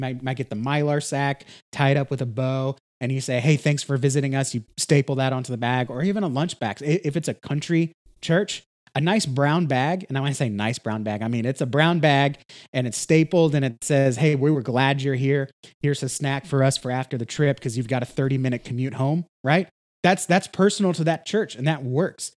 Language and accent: English; Texas, United States; I'm from Texas, so I use a lot of Texas